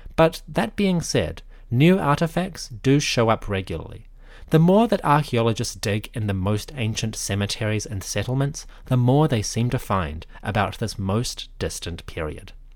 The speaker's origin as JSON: {"language": "English", "country": "New Zealand", "said": "I am from New Zealand."}